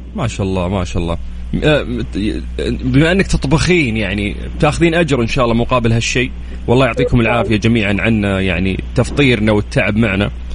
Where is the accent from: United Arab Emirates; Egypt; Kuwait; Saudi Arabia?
Saudi Arabia; Jeddah, Makkah Province; عندنا في جدة